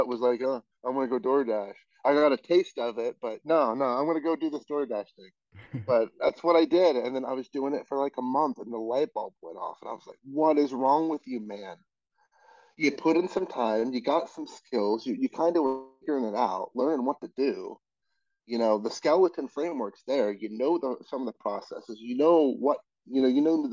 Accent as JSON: {"language": "English", "region": "Colorado", "country": "United States", "moved": "as an adult", "said": "I just moved here. I'm from Colorado"}